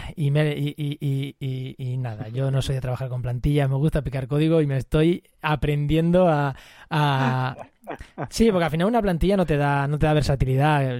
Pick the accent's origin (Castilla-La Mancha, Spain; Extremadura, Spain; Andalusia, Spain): Castilla-La Mancha, Spain; Munera; mi pueblo, en Munera